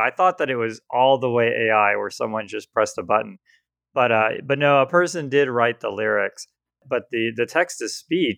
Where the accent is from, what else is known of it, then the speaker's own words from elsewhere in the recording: Southeast, United States; now in California, United States; Patrick and I grew up on the East Coast, or I guess maybe you'd call it the South. I mean, Southeast